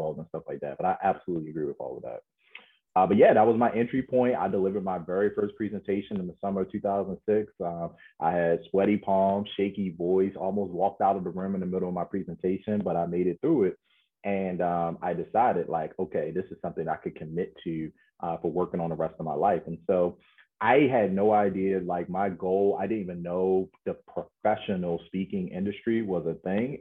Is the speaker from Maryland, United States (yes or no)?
yes; Baltimore, Maryland, United States; I'm a kid from Baltimore